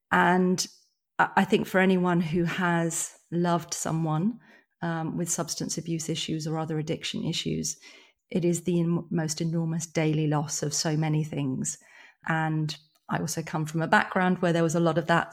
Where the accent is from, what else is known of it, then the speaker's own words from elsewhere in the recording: born in London, England, United Kingdom; moved away as an adult; also born or lived in rural Ireland; now in Ireland; I moved from London, where I've been living, you know, I was born there, bro-, brought up in the countryside, moved back to London when I was nineteen.